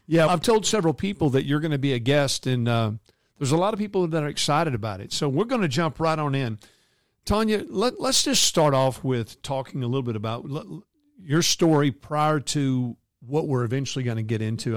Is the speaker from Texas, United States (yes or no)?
yes; North Texas, United States; my hometown here in North Texas